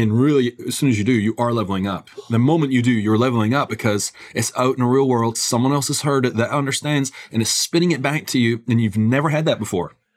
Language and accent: English; Scotland, United Kingdom; I grew up in Scotland